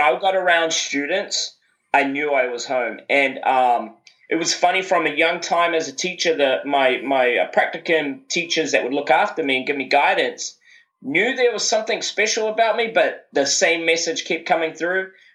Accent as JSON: {"language": "English", "country": "New Zealand", "tie": "born or raised there", "said": "growing up uh, in New Zealand is a is a wonderful place, definitely to grow up"}